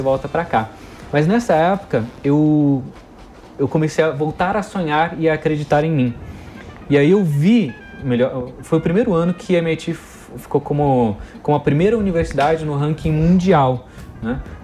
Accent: Brazil; nós somos brasileiros, a gente está acostumado com essa sobrevivência

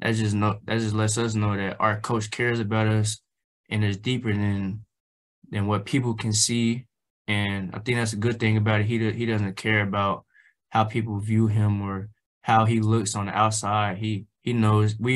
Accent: Tulsa, Oklahoma, United States; also born or lived in Arkansas / New Mexico; my hometown here in Tulsa

